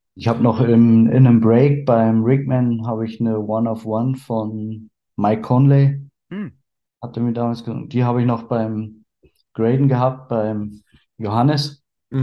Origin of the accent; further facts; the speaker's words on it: Berlin, Germany; Bin gebürtig aus Berlin